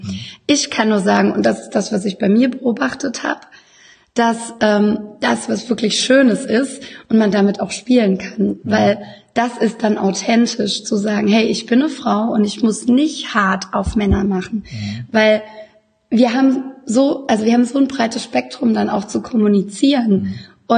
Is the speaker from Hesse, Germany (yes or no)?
no; Baden-Württemberg, Germany; moved away as an adult; now in Düsseldorf, Germany; ich äh, komme aus dem wunderschönen Baden da wo die Sonne scheint. Und ähm, mich hat es aber so vor acht Jahren nach Düsseldorf verschlagen